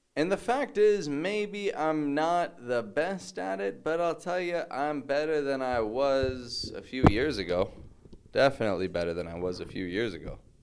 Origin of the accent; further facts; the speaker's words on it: Toronto, Ontario, Canada; moved away as an adult; now in Mexico; I'm from Toronto, from Canada.